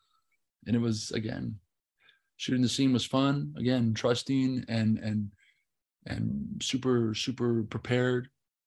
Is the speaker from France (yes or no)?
no; Scotland, United Kingdom; I'm from Scotland. Yeah. You know, Ethan. Yeah. He's my mate from back home.